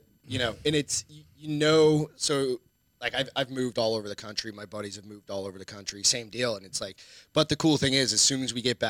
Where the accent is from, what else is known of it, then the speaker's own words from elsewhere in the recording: New Hampshire, United States; My dad retired in New Hampshire. I'm from New Hampshire originally. Like, my family's from New Hampshire, which very small town in New Hampshire.